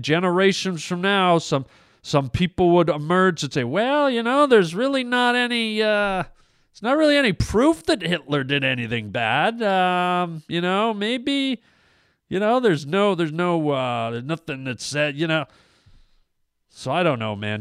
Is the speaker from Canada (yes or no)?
yes; Canada; I'm Canadian